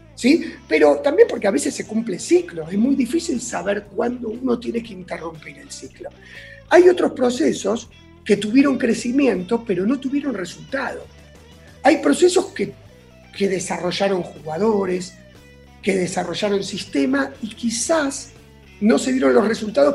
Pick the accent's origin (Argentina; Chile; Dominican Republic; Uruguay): Argentina; Buenos Aires; a los nueve años nos mudamos a Núñez.